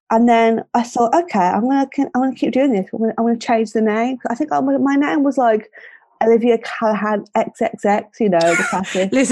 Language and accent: English; Birmingham, West Midlands, United Kingdom; accent: Brummie; I'm 27 from Birmingham.